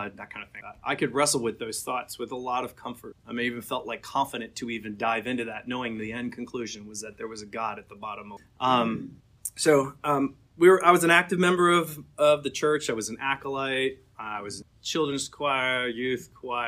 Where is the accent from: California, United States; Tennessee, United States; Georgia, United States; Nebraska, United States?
Georgia, United States; Atlanta; I grew up mostly in Atlanta.